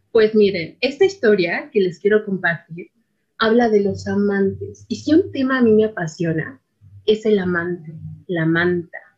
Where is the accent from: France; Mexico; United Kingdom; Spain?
Mexico; Iztapalapa, Mexico City; yo soy una mujer de la periferia, que hablo de la periferia, pues nací y crecí en Iztapalapa Mágica, ¿no?